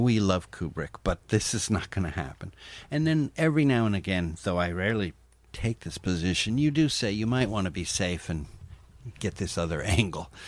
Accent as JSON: {"language": "English", "region": "East Coast", "country": "United States", "tie": "born or raised there", "said": "my hometown here in, uh, the East Coast."}